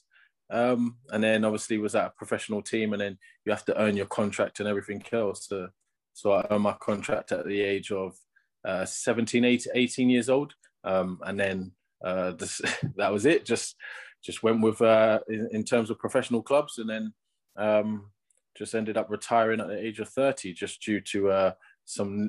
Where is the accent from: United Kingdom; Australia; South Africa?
United Kingdom; London; moved away as an adult; now in Northampton, United Kingdom; I'm from London, so I lived in London my whole time, and then just moved up into Northampton now